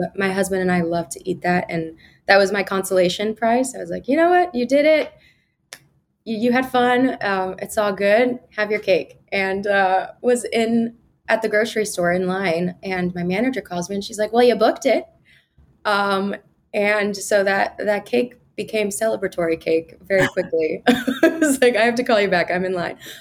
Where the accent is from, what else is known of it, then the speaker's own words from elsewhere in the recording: Kansas, United States; moved away as an adult; also born or lived in Lawrence, Kansas; now in New York, United States; I was born on the Missouri side and then we moved to the Kansas side when I was in middle school. So um, predominantly grew up in Kansas